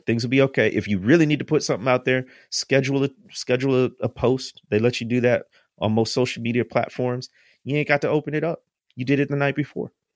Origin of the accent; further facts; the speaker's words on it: Midwest, United States; I'm from the Midwest, and, uh, food-wise, we're, we're meat and potato people